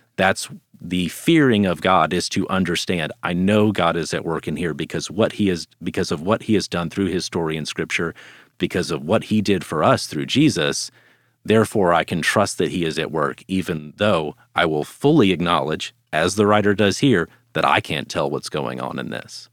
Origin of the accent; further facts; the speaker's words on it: Dallas, Texas, United States; I grew up here in the Dallas area